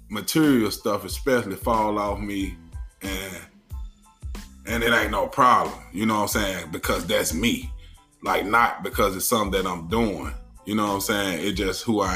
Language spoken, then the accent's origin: English; Arkansas, United States; I'm from Arkansas